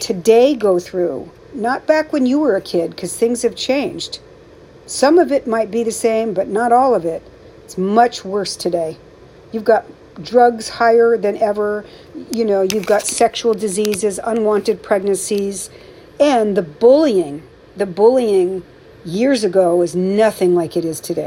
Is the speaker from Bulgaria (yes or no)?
no; San Francisco Bay Area, California, United States; I'm from the Bay Area